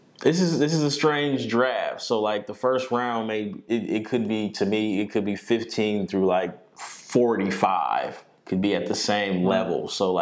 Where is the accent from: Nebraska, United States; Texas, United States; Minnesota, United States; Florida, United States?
Nebraska, United States; Omaha; We're from Omaha.